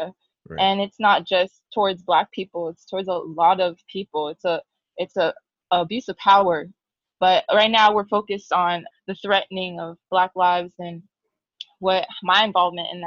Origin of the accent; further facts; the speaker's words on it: Chula Vista, California, United States; moved away as an adult; also born or lived in Los Angeles; I am from San Diego, Chula Vista. Not born and raised, but I lived there for a majority of my life.